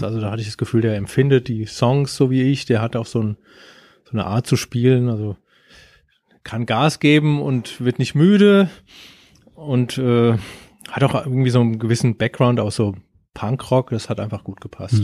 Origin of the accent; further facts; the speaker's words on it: Germany; ich komme aus Deutschland.